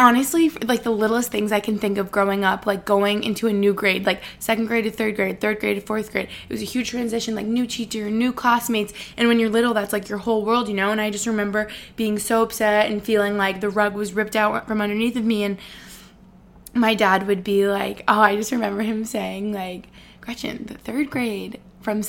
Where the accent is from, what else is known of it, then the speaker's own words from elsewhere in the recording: Albany, New York, United States; moved away as an adult; now in Boston, United States; I moved here when I was 18 for college